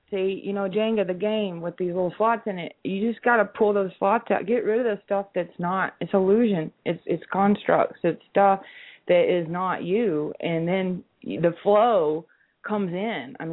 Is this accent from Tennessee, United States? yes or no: yes; Nashville, Tennessee, United States; See, I'm from Nashville.